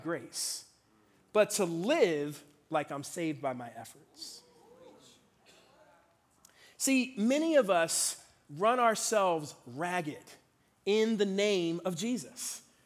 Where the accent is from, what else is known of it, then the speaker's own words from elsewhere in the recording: Philadelphia, Pennsylvania, United States; now in Washington, DC, United States; I grew up in Philadelphia, Pennsylvania. That's where I'm from